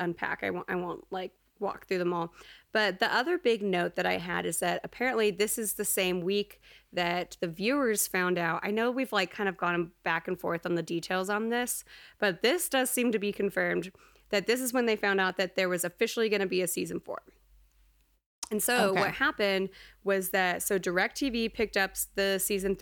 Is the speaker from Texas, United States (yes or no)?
yes; Texas, United States; growing up in Texas